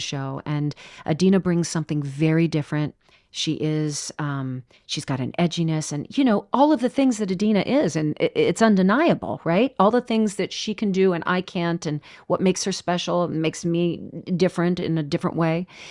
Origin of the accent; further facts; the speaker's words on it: Orange County, California, United States; moved away as an adult; I grew up in Orange County, California